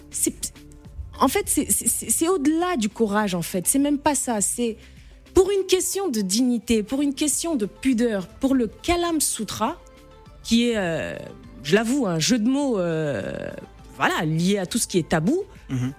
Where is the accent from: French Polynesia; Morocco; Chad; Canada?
Chad; moved away as an adult; now in Paris, France; je suis née, j'ai grandi au Tchad et je suis revenue m'installer, euh, il y a à peine deux ans